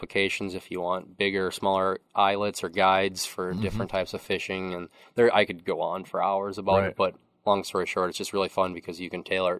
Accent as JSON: {"language": "English", "town": "Osceola", "country": "United States", "tie": "born or raised there", "said": "I grew up in Osceola."}